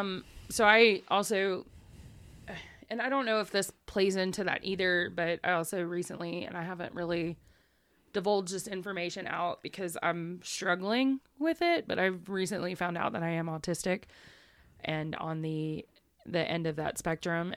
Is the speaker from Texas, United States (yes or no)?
yes; East Texas, United States; accent: southern; moved away; also born or lived in Buffalo, New York / Louisiana; I grew up in East Texas, one A school